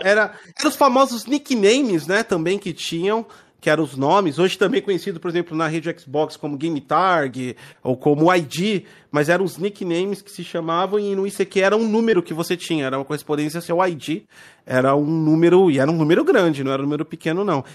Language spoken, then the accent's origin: Portuguese; Santo André, São Paulo, Brazil; Eu sou da região do ABC, São Paulo, né? É, tipo, eu sou de Santo André.